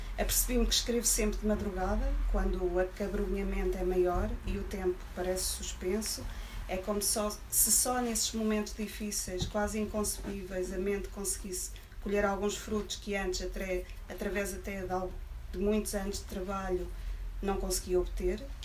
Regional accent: Coimbra, Centro, Portugal; moved away as an adult; now in Lisbon, Portugal; Coimbra a viver em Lisboa, somos muitos

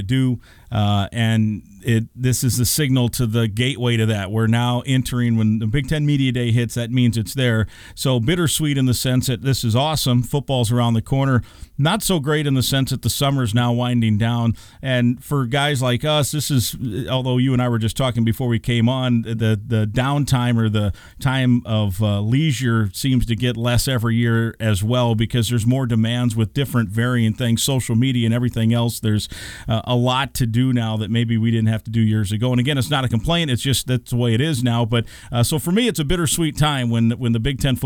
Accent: Manchester, Iowa, United States; moved away; I was down in my hometown of Manchester, Iowa

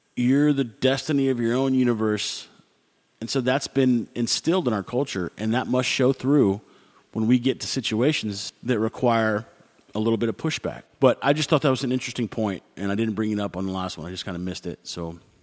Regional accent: United States; me being American

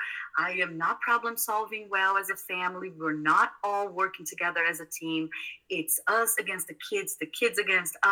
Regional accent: South Brazil, Brazil; moved away; I grew up in South Brazil

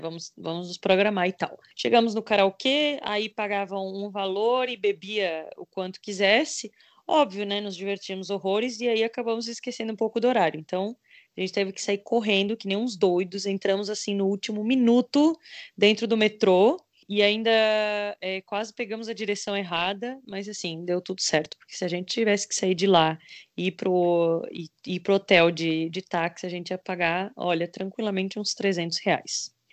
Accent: Brazil; a gente é do Brasil

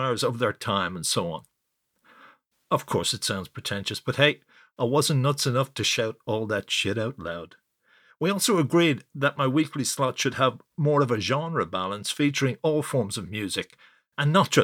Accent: Dublin, Leinster, Ireland; I come from Dublin

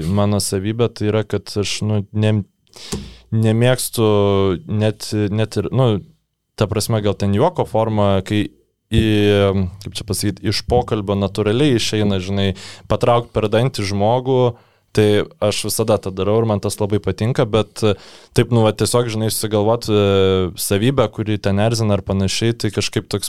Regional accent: Vilnius, Vilnius County, Lithuania; dėl to, kad aš Vilnietis

